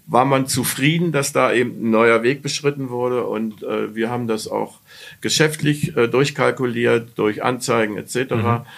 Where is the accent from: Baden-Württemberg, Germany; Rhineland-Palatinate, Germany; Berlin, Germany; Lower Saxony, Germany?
Berlin, Germany; Ich komme ja aus Berlin und habe auch da ein Praktikum äh, äh, beim, äh, beim Tagesspiegel gemacht